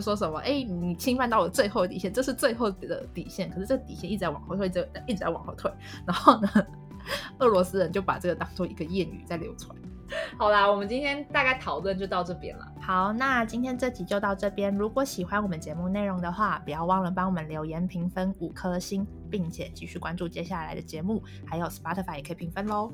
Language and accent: Chinese; Taiwan; 我是台湾人